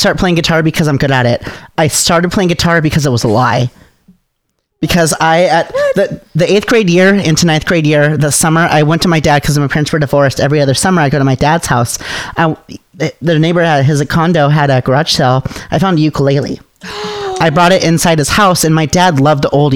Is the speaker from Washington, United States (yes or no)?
yes; Yelm, Washington, United States; I grew up in Yelm in the sticks.